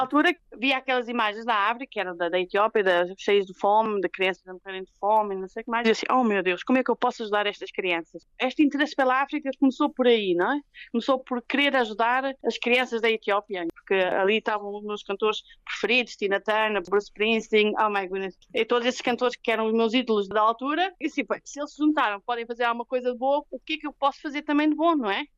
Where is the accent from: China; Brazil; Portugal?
Portugal; Ericeira, Lisbon; moved away as an adult; also born or lived in Italy / Kenya; now in Wau, South Sudan; é a minha terra natal. Sou, sou natural da Iriceira